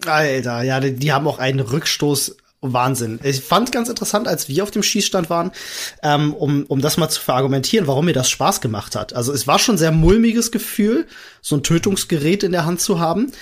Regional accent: Germany; bei uns in Deutschland

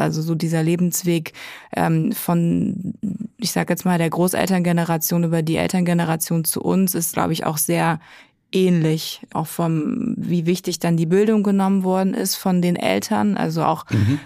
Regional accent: Germany; now in Berlin, Germany; Ich bin aufgewachsen im Odenwald

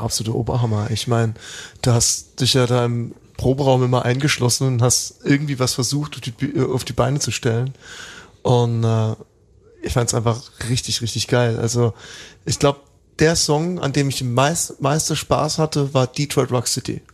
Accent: Welchweiler, Rhineland-Palatinate, Germany; moved away; in meinem Heimatdorf in Welschweiler

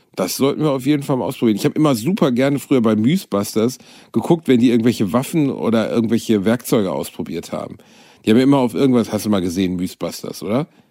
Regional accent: Gelsenkirchen, North Rhine-Westphalia, Germany; aus meiner Kindheit in Gelsenkirchen über meine Mama

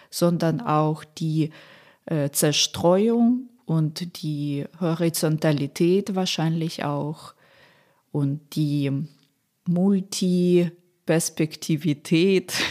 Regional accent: Poltava, Poltava Oblast, Ukraine; Es gibt Städte wie Poltava, meine Heimatstadt, glaube ich, Dnipro, immer noch Saporizia.

